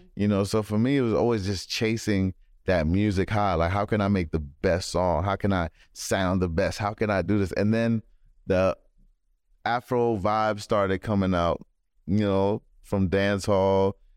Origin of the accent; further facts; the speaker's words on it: Maryland, United States; also born or lived in London / Kenya / Los Angeles; I grew up in Maryland